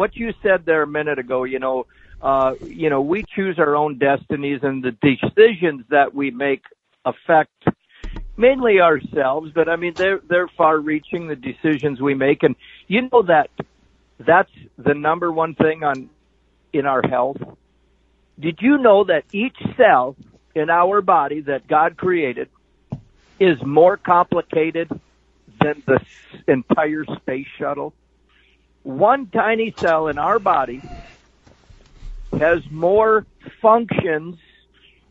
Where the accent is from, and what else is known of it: North Dakota, United States